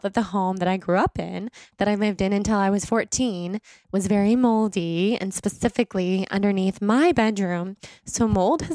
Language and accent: English; Sacramento, California, United States; I grew up in Sacramento.